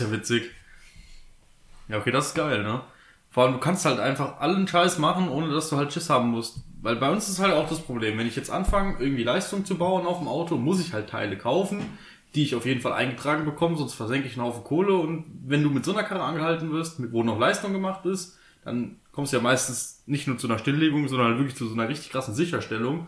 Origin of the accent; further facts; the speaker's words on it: Southern Germany, Germany; bei uns im Süden